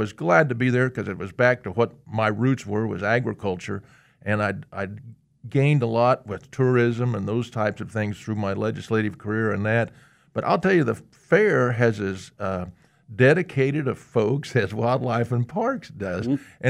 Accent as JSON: {"language": "English", "town": "Healy", "region": "Kansas", "country": "United States", "tie": "born or raised there", "said": "I grew up out in Healy, Kansas. Our family had been out there since about 1887."}